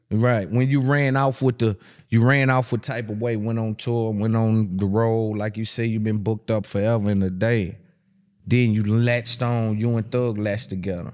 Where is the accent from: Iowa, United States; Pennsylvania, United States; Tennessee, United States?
Tennessee, United States; I'm from Tennessee